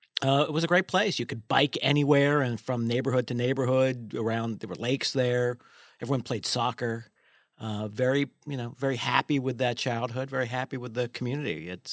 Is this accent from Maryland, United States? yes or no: yes; Columbia, Maryland, United States; I grew up in Columbia, Maryland. Columbia is a plant community, lovely place where they really tried to make a diverse, ethnically diverse, socioeconomically diverse.